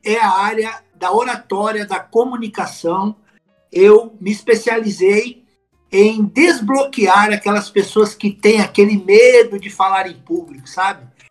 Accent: São Paulo, Brazil; eu sou de São Paulo, capital.

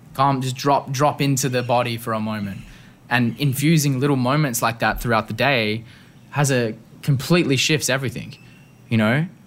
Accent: Perth, Western Australia, Australia; moved away; Growing up in Perth

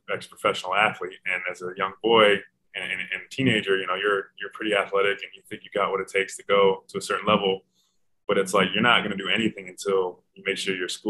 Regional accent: New York City, New York, United States; moved away as an adult; born and raised in New York City

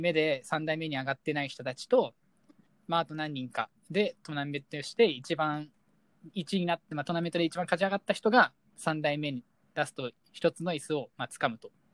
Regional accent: Kawasaki, Kanagawa, Japan; 川崎市生まれ

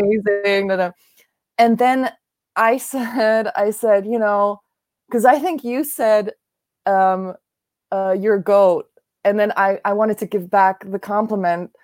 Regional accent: Germany; moved away as an adult; also born or lived in Japan / Korea; now in New York, United States; I'm from Germany. I was born and raised here. I went to school here.

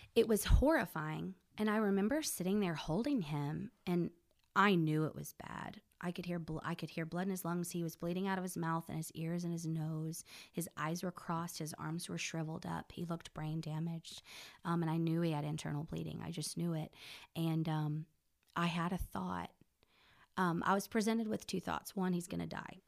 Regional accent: Belton, Texas, United States; moved away as an adult; also born or lived in Corpus Christi, Texas / Nashville, Tennessee; now in Oklahoma, United States; I grew up in Belton, Texas

